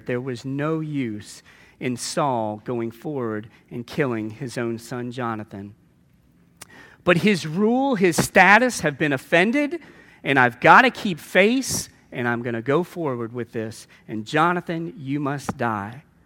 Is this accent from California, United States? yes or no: no; New Orleans, Louisiana, United States; a very, uh, Roman Catholic background growing up in New Orleans